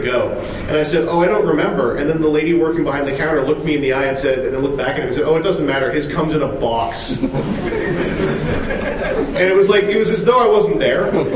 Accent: Canada; I'm from Canada

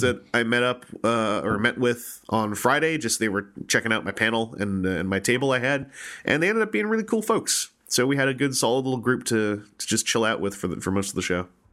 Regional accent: Victoria, British Columbia, Canada; my hometown of Victoria, B C

